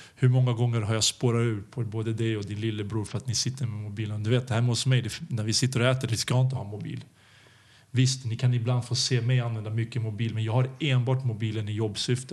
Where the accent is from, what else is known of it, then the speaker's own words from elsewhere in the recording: Serbia; also born or lived in Belgrade; now in Sweden; vi kommer ju från Balkan